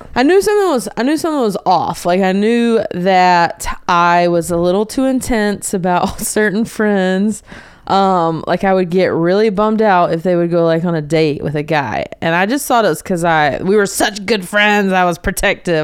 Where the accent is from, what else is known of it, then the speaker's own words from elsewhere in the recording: North Carolina, United States; moved away as an adult; So I grew up in North Carolina, um, a small town outside of Charlotte